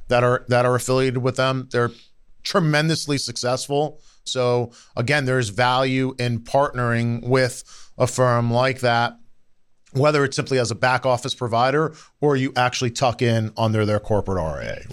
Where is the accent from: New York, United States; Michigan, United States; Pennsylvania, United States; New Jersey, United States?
New Jersey, United States; I grew up in New Jersey, right? I'm, I'm a North Jersey guy